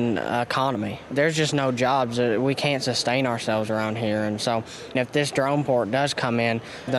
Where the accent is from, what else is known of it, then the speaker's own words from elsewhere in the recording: Knott County, Kentucky, United States; I'm from Knott County Central High School.